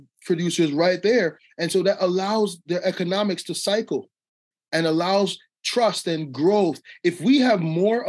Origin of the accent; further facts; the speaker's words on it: Jamaica; now in United States; I'm Jamaican, so when I came to America